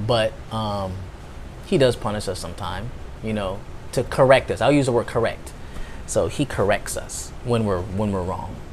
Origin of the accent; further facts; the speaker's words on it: United States; I'm American